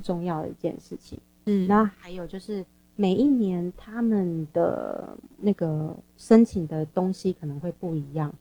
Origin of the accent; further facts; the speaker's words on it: Taipei, Taiwan; moved away as an adult; now in South Korea; 我是台北人，我住新北市